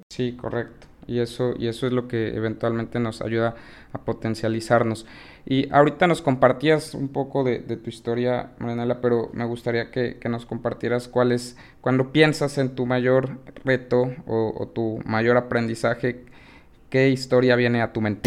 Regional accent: Mexico; como mexicanos

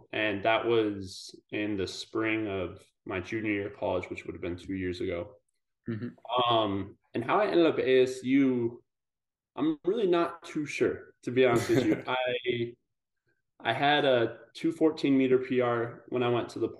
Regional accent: Pueblo, Colorado, United States; moved away as an adult; also born or lived in Boulder, Colorado / Arizona; I grew up in Colorado in this town. It's called Pueblo, Southern Colorado. So I was there for the first 20 years of my life

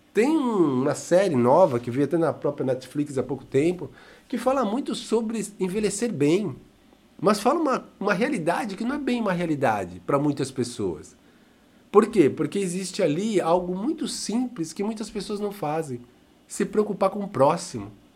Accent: Brazil; neste nosso querido amado Brasil, somos brasileiros sim

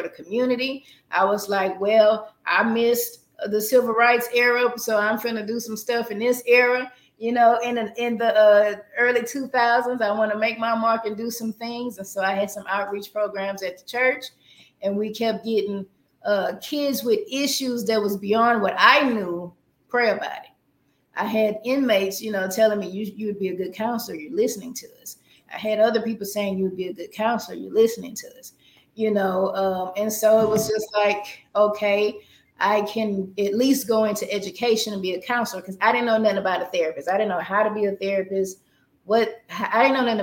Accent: Port Arthur, Texas, United States; Born and raised in Port Arthur, Texas

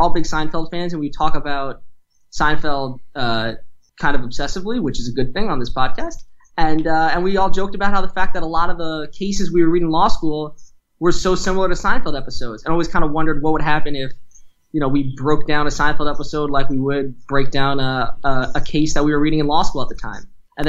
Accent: New Jersey, United States; moved away as an adult; now in New York, United States; I grew up here in New Jersey, moved to New York for college and then law school.

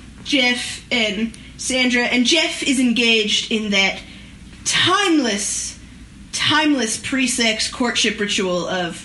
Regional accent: Canada; as a Canadian

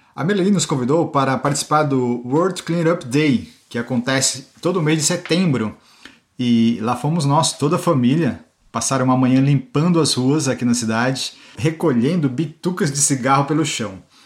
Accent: Brazil; also born or lived in Cergy, France; now in France; como brasileiros que somos

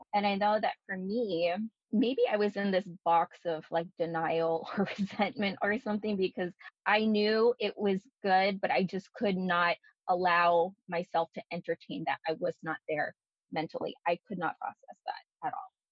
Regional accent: Bay Area, California, United States; moved away as an adult; also born or lived in Daly City, California; now in Oregon, United States; Being a Bay Area native

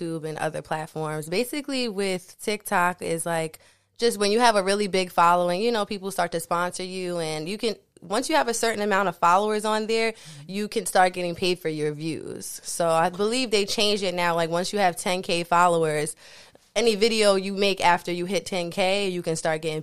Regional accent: Queens / Long Island, New York, United States; also born or lived in Far Rockaway, Queens, New York / Inwood, Nassau County, New York; I'm from Queens and Long Island, like I'm on the border. So I was born in Far Rockaway and then my family kind of like migrated a little bit into Long Island, which is Inwood, it's considered Nassau County

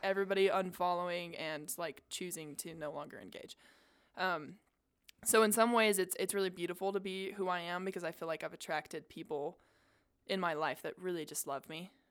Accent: South Jordan, Utah, United States; I grew up in South Jordan

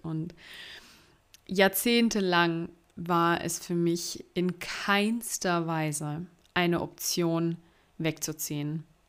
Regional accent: Karlsruhe region, Baden-Württemberg, Germany; die Nähe zu meiner Familie ähm, das Wichtigste für mich, für mich ist und dass ich es auch super schön äh, in Karlsruhe finde und in der Region

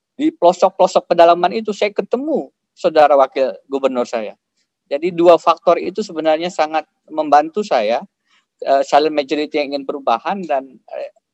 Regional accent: Kotabaru, South Kalimantan, Indonesia; moved away as an adult; also born or lived in United States / Australia / Jakarta / Yogyakarta; ini tanah kelahiran saya. Saya lahir di Kota Baru, uh, Pulau Laut

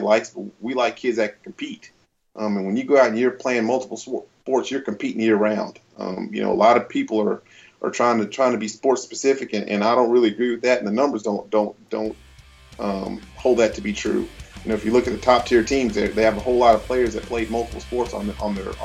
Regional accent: Wichita Falls, Texas, United States; where I grew up in Wichita Falls, Texas

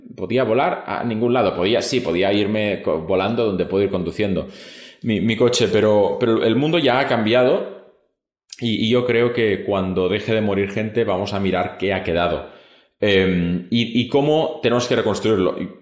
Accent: Spain; toda la vida siempre en España hablamos nosotros

